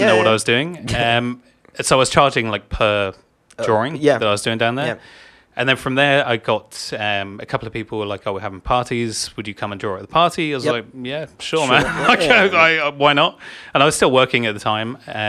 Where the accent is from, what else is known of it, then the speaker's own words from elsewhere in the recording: England, United Kingdom; My wife's Irish. Okay, cool. So I'm English.